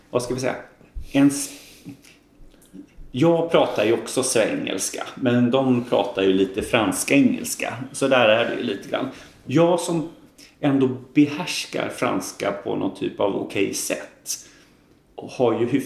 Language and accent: Swedish; Gothenburg, Västra Götaland, Sweden; accent: Gothenburg dialect; now in Bergslagen, Sweden; att jag pratar ju ganska göteborgsengelska. För det är ju liksom min ursprungsdialekt. Liksom, att jag pratar ganska mycket göteborgska.